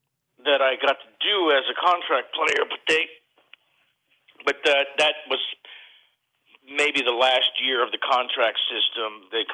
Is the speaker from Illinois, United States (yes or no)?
no; New York, United States; moved away as an adult; now in Los Angeles, United States; I grew up, I was born in New York, moved to Hollywood as soon as I heard about it, came here at 20, turned 21 on Dino's on Sunset Strip